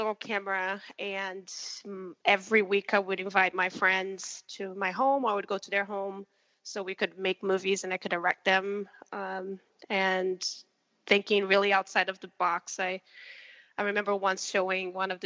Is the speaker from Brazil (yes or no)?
yes; Rio de Janeiro, Brazil; I was born and raised in Rio de Janeiro, Brazil